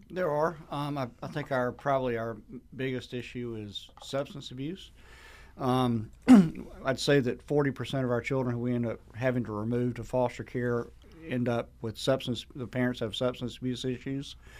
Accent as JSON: {"language": "English", "town": "Sandersville", "region": "Georgia", "country": "United States", "tie": "born or raised there", "said": "my hometown of Sandersville"}